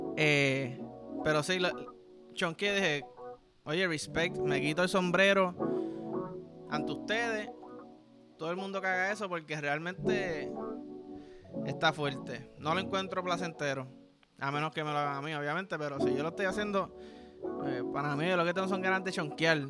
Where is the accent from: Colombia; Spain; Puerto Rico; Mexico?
Puerto Rico; como somos aquí los boricuas